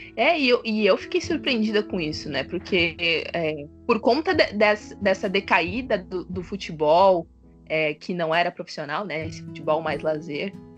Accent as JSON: {"language": "Portuguese", "town": "Pelotas", "region": "Rio Grande do Sul", "country": "Brazil", "tie": "born or raised there", "also_born_or_lived": "Santa Maria", "moved": "as an adult", "lives_now": "Florianópolis, Brazil", "said": "Eu, eu sou natural de Pelotas, Rio Grande do Sul."}